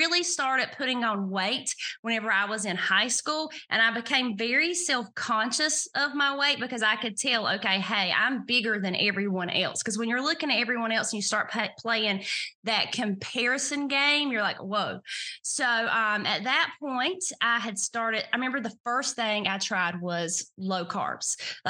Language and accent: English; the South, United States; Well, as Carol mentioned, I am from the South, and I guess I would consider myself a deep Southerner.